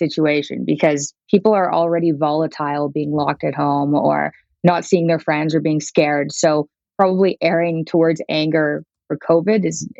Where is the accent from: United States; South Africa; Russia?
Russia; Moscow; born there; He's Russian. Yeah, I was born in Moscow.